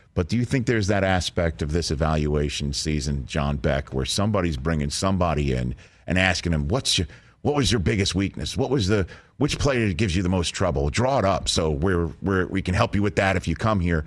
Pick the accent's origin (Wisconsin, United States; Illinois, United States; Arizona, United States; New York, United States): New York, United States; I'm from New York